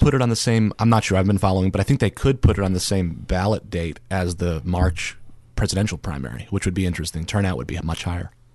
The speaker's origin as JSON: {"language": "English", "region": "New Jersey", "country": "United States", "moved": "as an adult", "lives_now": "Alaska, United States", "said": "I'm originally from New Jersey"}